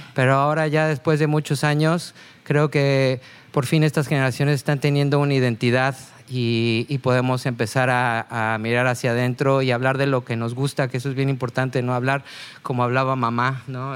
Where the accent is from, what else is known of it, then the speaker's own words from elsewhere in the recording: Mexico; para nosotros como mexicanos